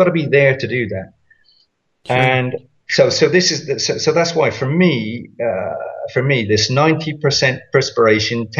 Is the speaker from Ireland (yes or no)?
no; United Kingdom; I'm British